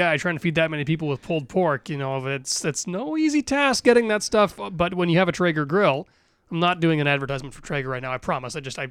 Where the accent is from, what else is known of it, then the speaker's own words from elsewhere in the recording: Manitoba, Canada; growing up in Manitoba